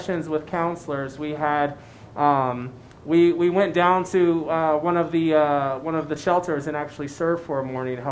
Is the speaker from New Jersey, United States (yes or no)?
no; San Francisco, California, United States; born or raised there; now in Colorado Springs, United States